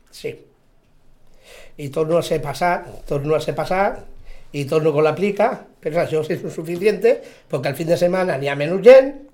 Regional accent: L'Hospitalet de Llobregat, Catalonia, Spain; now in Sitges, Spain; Encara no sigui que soc d'Hospitalet, soc un nou vingut o un fill adoptat

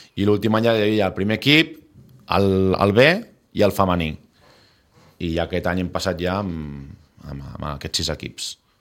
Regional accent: Sitges, Catalonia, Spain; tots som de Sitges

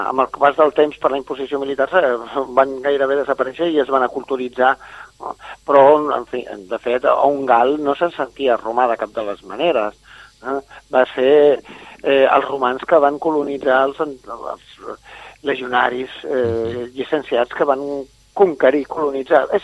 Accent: Catalonia, Spain; i en realitat som catalans i fixeu-vos que en un país tan petit

